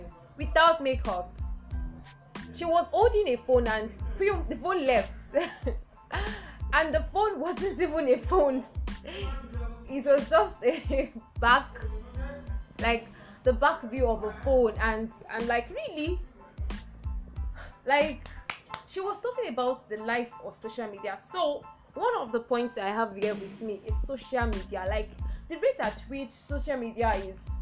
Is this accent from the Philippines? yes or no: no; Nigeria; as plain Nigerian girls